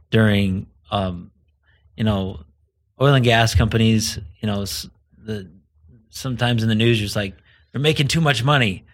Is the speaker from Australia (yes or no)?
no; southern Idaho, United States; moved away as an adult; now in Colorado, United States; so I grew up in a small community in southern Idaho.